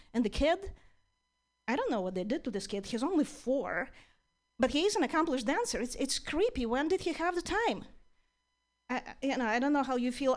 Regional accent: Ukraine; now in United States; I'm originally from Ukraine

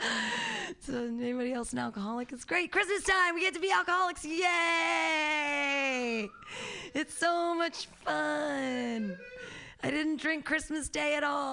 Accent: United States; I'm an American.

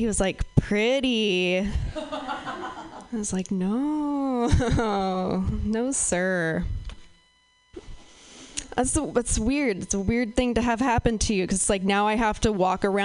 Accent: Pacific Northwest, United States; I'm from the Pacific Northwest

